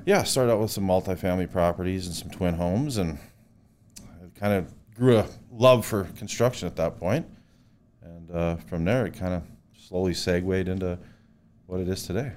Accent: Williston, North Dakota, United States; moved away as an adult; now in Bismarck, United States; I was born in North Dakota in Williston. I yeah. grew up there.

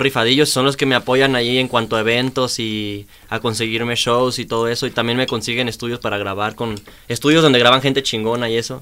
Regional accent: Chihuahua, Mexico; now in Guadalajara, Mexico; Yo soy de Chihuahua

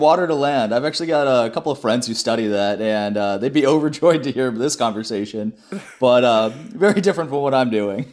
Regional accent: Denver, Colorado, United States; moved away as an adult; also born or lived in Saint Louis / Cambridge; I'm originally from Denver, Colorado, the Mile High City

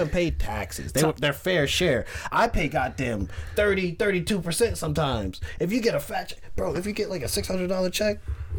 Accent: Pennsylvania, United States; moved away; also born or lived in Brooklyn, New York / North Carolina; I was born in Brooklyn, right? But my mom moved to Pennsylvania when I was like 3, set up. And like she got her bachelor's degree and she started working in corporate, and I moved to Pennsylvania with her around 3 or 4

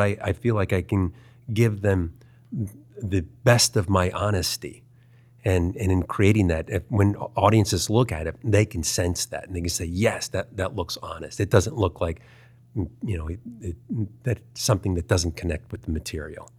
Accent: Baltimore, Maryland, United States; moved away; also born or lived in Culver City, California; I grew up in Baltimore, Maryland.

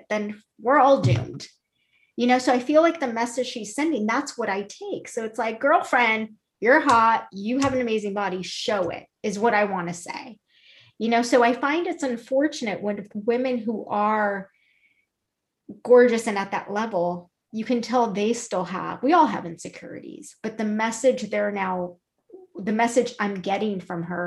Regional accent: Orange County, California, United States; We're from Orange County.

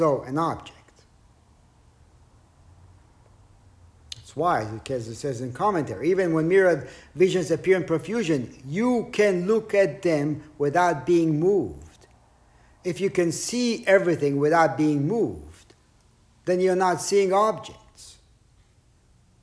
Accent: Israel; growing up in Israel

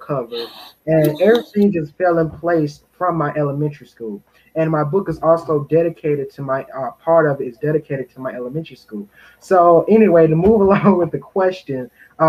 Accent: Henderson, North Carolina, United States; my community, I am from Henderson, North Carolina, Vance County

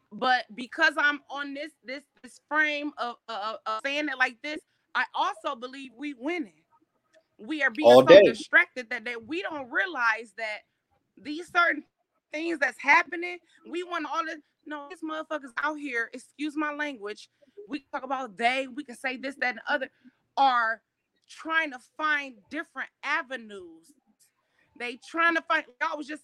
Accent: Chicago, Illinois, United States; I'm from Chicago

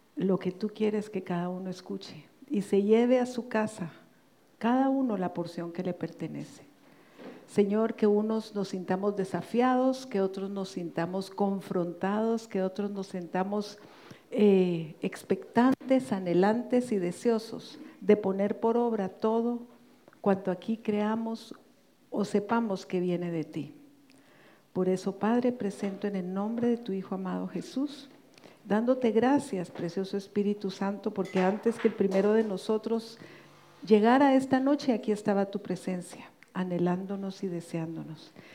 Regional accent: Guatemala; en mi país, Guatemala

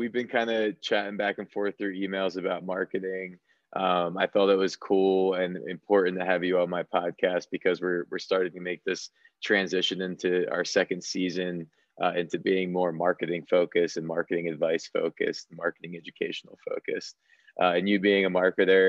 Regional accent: New Jersey, United States; I'm actually from New Jersey

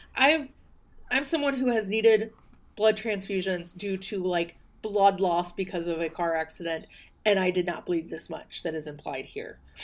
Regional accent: the South, United States; I'm from the South.

